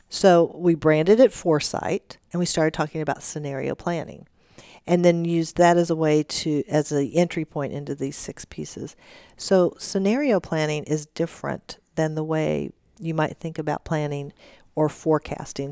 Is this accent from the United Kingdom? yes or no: no; Warsaw, Missouri, United States; now in Kansas, United States; I was born and raised in Warsaw, Missouri, which is southwest Missouri